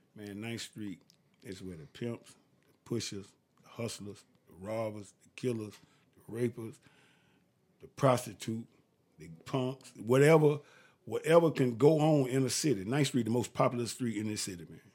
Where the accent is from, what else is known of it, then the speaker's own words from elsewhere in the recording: Augusta, Georgia, United States; I'm from Augusta, Georgia. I went to Lucy Scrabble Lane High School.